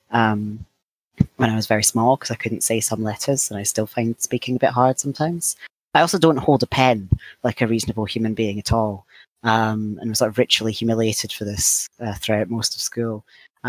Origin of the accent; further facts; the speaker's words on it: Scotland, United Kingdom; now in England, United Kingdom; I'm a Scottish trans man living in England